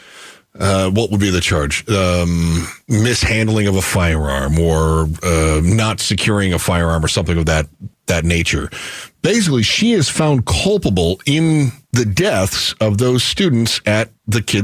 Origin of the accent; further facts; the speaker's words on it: Michigan, United States; I grew up in Michigan